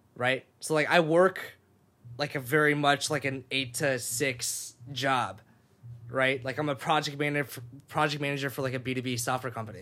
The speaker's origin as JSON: {"language": "English", "town": "Sacramento", "region": "California", "country": "United States", "tie": "born or raised there", "also_born_or_lived": "Japan", "moved": "as an adult", "lives_now": "Los Angeles, United States", "said": "I moved to Sacramento, California, um, and went to high school there"}